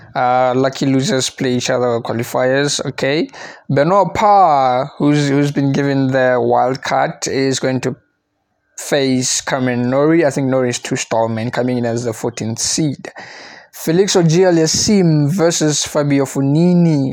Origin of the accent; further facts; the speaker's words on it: South Africa; I'm South African